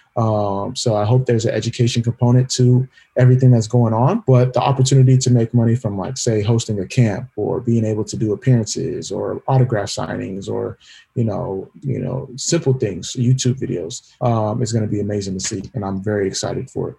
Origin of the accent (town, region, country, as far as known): California, United States; born or raised there